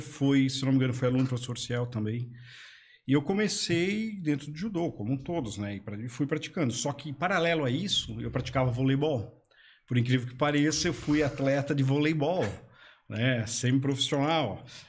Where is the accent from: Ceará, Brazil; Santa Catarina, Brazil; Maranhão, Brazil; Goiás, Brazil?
Santa Catarina, Brazil; Blumenau; Eu nasci em Blumenau, né? Blumenau aqui mesmo